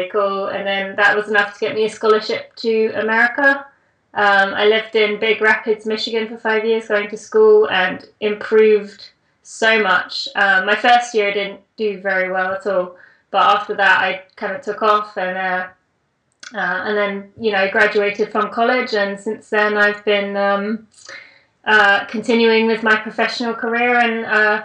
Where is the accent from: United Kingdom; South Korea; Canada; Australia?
United Kingdom; England; moved away as an adult; now in United States; I am British, or English, as I like to say. But I do live in the US.